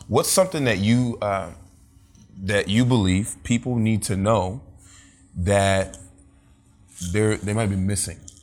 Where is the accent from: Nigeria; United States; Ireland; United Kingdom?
Nigeria; being also Nigerian